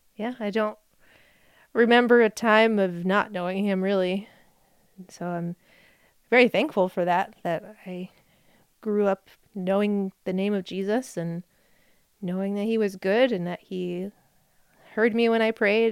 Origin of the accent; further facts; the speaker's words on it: New Jersey, United States; moved away; I grew up in New Jersey. That's where I was born.